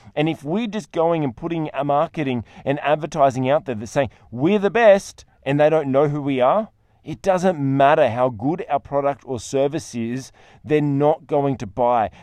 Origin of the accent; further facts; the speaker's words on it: Australia; I'm an Australian